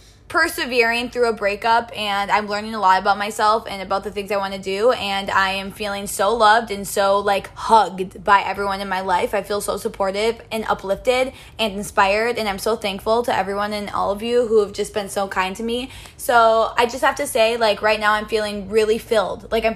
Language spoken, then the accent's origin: English; Minneapolis, Minnesota, United States; we were like, we're from Minneapolis.